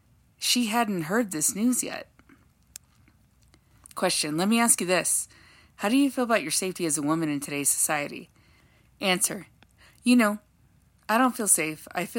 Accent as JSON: {"language": "English", "town": "Los Angeles", "region": "California", "country": "United States", "tie": "born or raised there", "said": "We grew up in Los Angeles, California in the 80s and the 90s"}